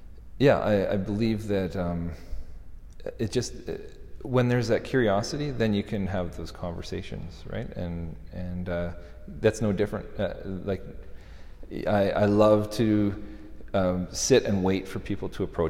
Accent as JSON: {"language": "English", "country": "Canada", "said": "being a Canadian"}